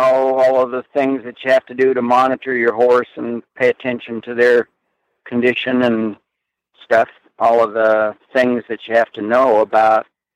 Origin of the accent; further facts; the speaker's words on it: Wyoming, United States; moved away; also born or lived in central Idaho; I grew up in Wyoming